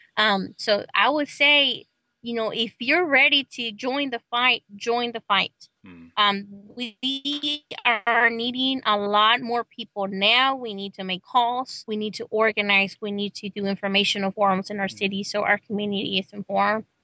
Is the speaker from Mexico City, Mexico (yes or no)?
no; Celaya, Guanajuato, Mexico; also born or lived in Oklahoma; now in United States; I come from Celaya, Guanajuato, Mexico